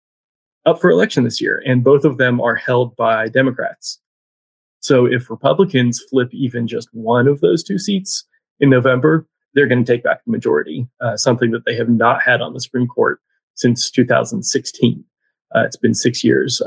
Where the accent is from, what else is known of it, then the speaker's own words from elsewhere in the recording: Tallahassee, Florida, United States; now in Raleigh, United States; There was a lake in Tallahassee where I grew up